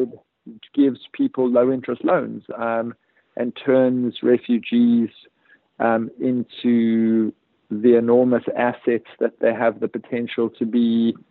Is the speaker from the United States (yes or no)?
no; South Africa; I grew up under apartheid in South Africa